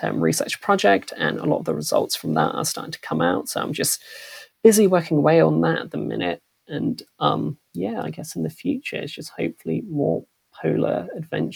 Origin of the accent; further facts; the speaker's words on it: Reading, South East England, United Kingdom; growing up in Reading, I had a very sort of diverse cohort of friends from all over the world